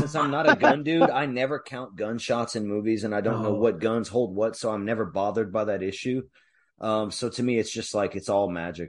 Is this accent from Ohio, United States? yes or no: no; Lake Pontchartrain, Louisiana, United States; I was born on the Pontchartrain in a hurricane.